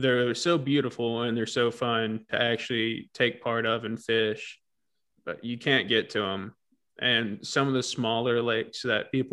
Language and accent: English; Tennessee, United States; now in Texas, United States; where I grew up in Tennessee